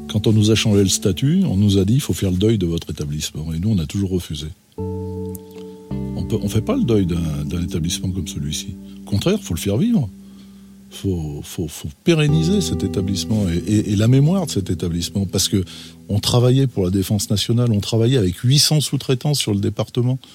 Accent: Roanne, Auvergne-Rhône-Alpes, France; moved away as an adult; also born or lived in Saint-Étienne; je suis originaire de Rouen

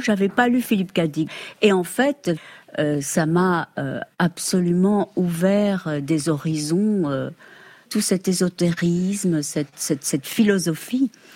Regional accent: Mexico; moved away; on vient d'ailleurs, moi du Mexique, d'Amérique

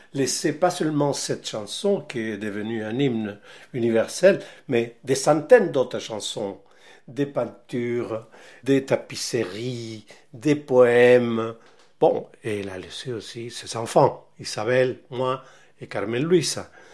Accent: Valparaíso, Chile; moved away as an adult; also born or lived in Mexico; now in Paris, France; je suis né à Valparaiso, au Chili, en 1943

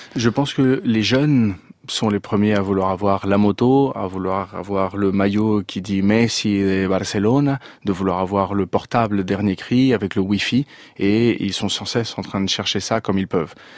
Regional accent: France; also born or lived in Venezuela; je suis né en France d'un père chilien

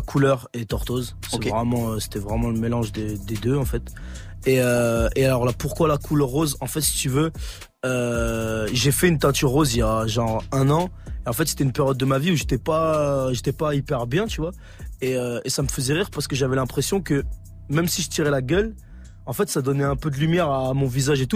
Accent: Grenoble, Auvergne-Rhône-Alpes, France; je viens de Grenoble

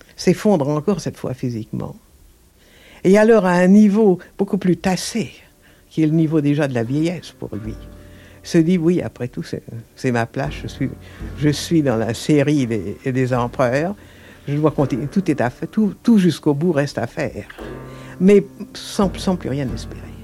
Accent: Mont Noir, Hauts-de-France, France; mon enfance au Mont Noir

